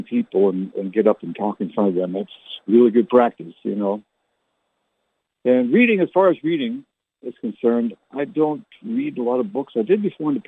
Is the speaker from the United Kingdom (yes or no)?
no; Canada; I never learned to speak like she did because I was born in Canada